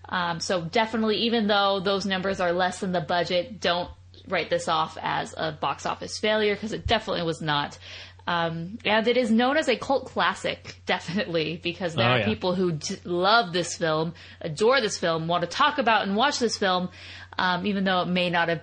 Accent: United States; I'm an American

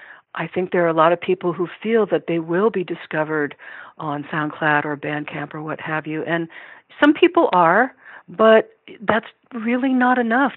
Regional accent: Iowa City, Iowa, United States; unless I have a lot of contacts in the music industry in my hometown of Iowa City, I need to move to Nashville

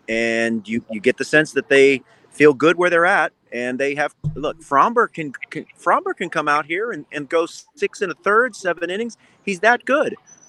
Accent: Houston, Texas, United States; I'm from Houston and know I grew up rooting for the Astros.

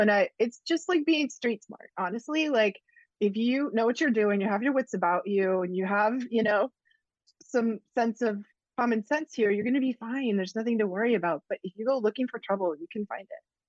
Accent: New England, United States; I'm from New England

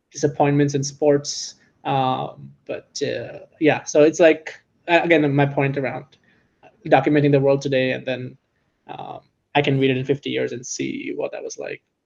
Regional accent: San Francisco, California, United States; I'm in tech and I'm from San Francisco

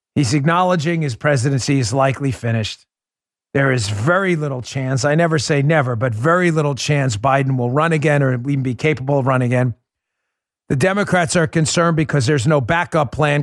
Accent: New York City, New York, United States; moved away as an adult; I was raised in New York City up until I was in my 20s

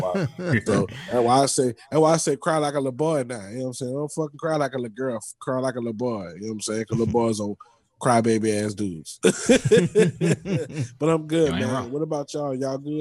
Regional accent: New Orleans, Louisiana, United States; also born or lived in Bay Area, California; now in Houston, United States; being from New Orleans

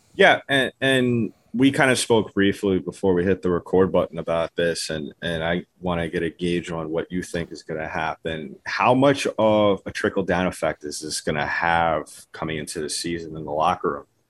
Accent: New York, United States; I am from New York.

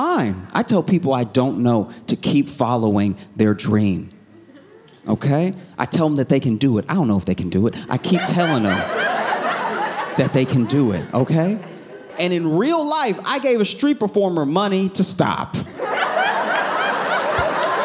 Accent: the South, United States; I was raised in the South

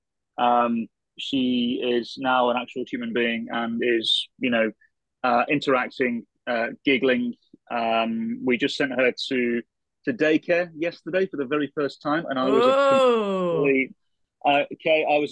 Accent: England, United Kingdom; now in Minnesota, United States; as an Englishman

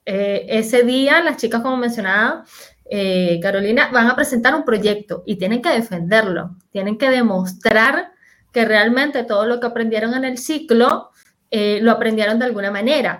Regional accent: Venezuela; moved away as an adult; now in Chile; soy venezolana, como mencionaba Jesús, pero hace seis años me, que vivo en Chile

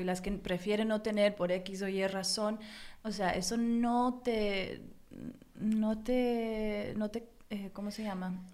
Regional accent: United States; yo nací en Estados Unidos, pero ah. mis padres los dos son mexicanos

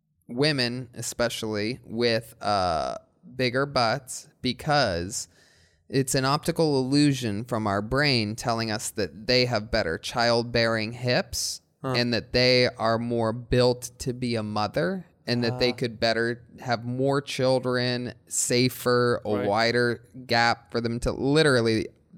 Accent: Midwest, United States; now in California, United States

